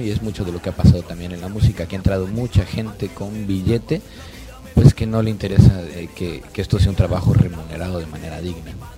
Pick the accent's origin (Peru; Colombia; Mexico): Mexico; Yucatán; moved away as an adult; also born or lived in Mexico City; Soy yucateco